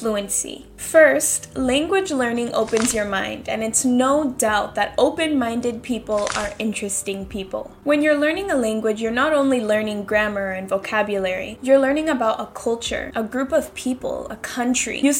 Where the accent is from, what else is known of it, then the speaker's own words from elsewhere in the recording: Seattle, Washington, United States; moved away as an adult; now in Spain; I'm from Seattle living in Spain.